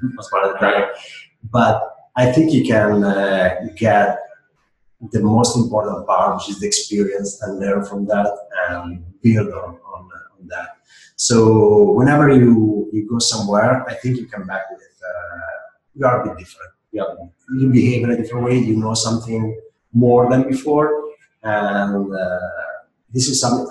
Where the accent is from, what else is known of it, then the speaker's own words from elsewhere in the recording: Italy; moved away; I grew up in Italy, which is a completely different mentality from other countries